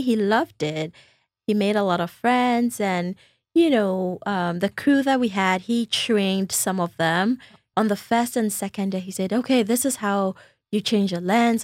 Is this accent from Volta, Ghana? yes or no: yes; Volta, Ghana; moved away as an adult; also born or lived in North Carolina; I am also from the Volta region